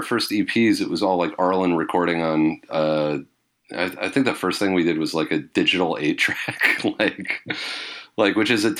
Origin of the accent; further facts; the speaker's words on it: British Columbia, Canada; on the island that I grew up on Vancouver Island, just covered in coniferous trees.